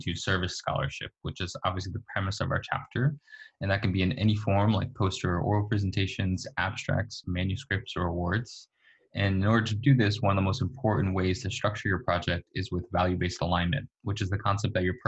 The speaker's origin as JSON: {"language": "English", "region": "New Jersey", "country": "United States", "tie": "born or raised there", "moved": "as an adult", "lives_now": "San Francisco, United States", "said": "I grew up in New Jersey as a first generation Chilean American"}